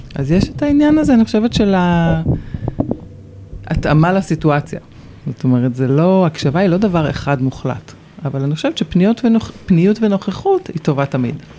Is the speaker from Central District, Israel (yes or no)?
no; Jerusalem, Jerusalem District, Israel; moved away as an adult; now in Ramat HaSharon, Israel; רוב שנות ילדותי היו ברמת דניה